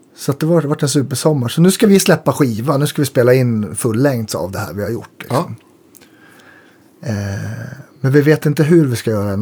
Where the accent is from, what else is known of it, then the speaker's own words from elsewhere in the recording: Jämtland, Sweden; jag är ju uppe från Jämtland